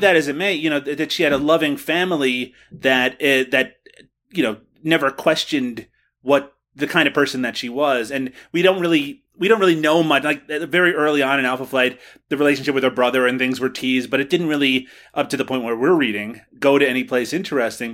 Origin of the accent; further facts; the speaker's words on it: Kelligrews, Newfoundland and Labrador, Canada; my hometown, Kelligrews, Newfoundland